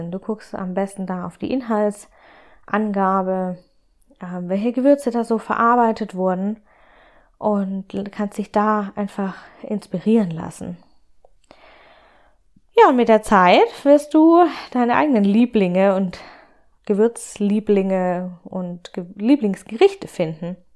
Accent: Baden-Württemberg, Germany; born there; Ich bin ja gebürtige Schwäbin und habe damit die Linsen mit Spätzle in die Wiege gelegt bekommen, sozusagen.

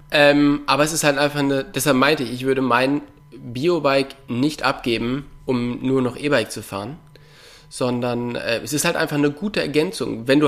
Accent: North Rhine-Westphalia, Germany; im Kölner Raum, da wo ich herkomme, gibt es Trails.

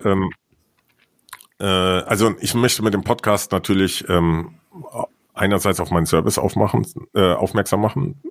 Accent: Siegen, North Rhine-Westphalia, Germany; Mein Geburtsort ist Siegen in Südwestfalen

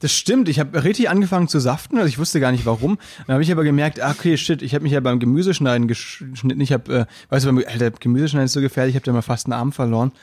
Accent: Müllheim, Baden-Württemberg, Germany; now in Berlin, Germany; weil ich halt auch vom Land komme. Da weißt du, wenn du dann ein Volksfest hast oder so, Stadtfest bei uns in Müllheim

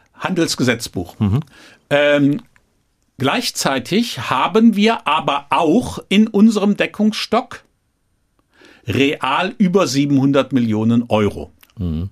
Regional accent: Troisdorf, North Rhine-Westphalia, Germany; ich bin protestantischer Rheinländer

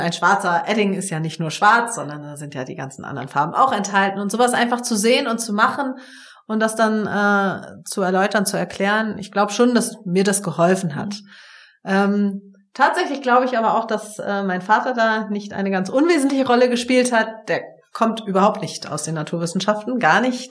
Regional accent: Lübeck, Schleswig-Holstein, Germany; komme ja sozusagen dazwischen her, nämlich gebürtig aus Lübeck.

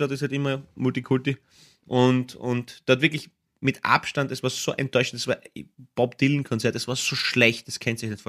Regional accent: Austria

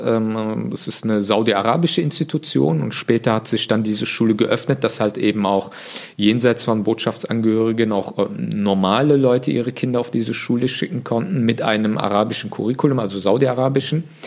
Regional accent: Leverkusen, North Rhine-Westphalia, Germany; also born or lived in Bonn; ich komme ja ursprünglich aus Leverkusen

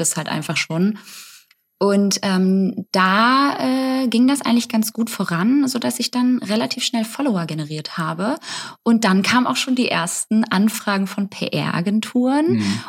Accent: Hamburg, Germany; Also ich komme auch aus Hamburg.

